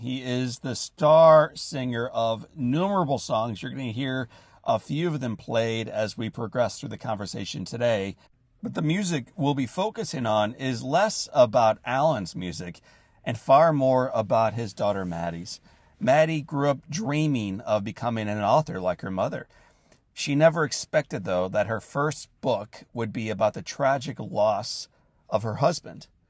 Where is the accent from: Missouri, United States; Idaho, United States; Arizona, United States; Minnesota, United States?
Missouri, United States; St. Louis; my hometown of St. Louis